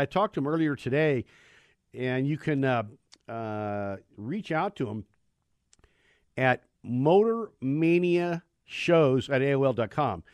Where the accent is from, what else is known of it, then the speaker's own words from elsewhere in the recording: Bay Area, California, United States; as a kid growing up in the Bay Area